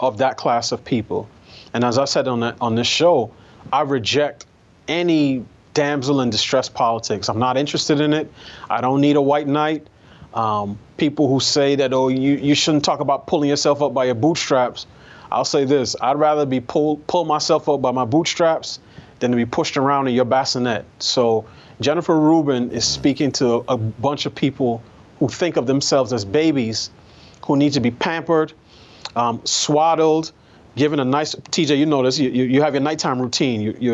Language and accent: English; New York, United States; I grew up in New York.